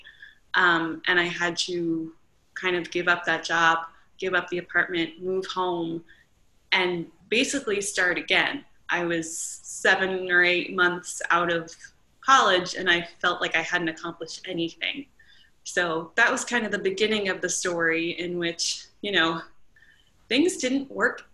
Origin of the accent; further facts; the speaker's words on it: Long Island, New York, United States; moved away as an adult; also born or lived in Pennsylvania / Maryland; now in North Carolina, United States; I moved down from Long Island. I spent my entire childhood there